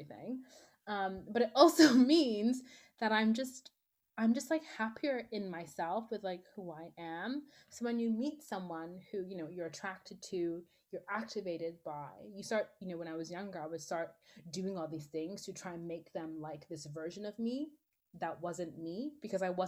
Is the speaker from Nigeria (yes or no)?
yes; Nigeria; I'm Nigerian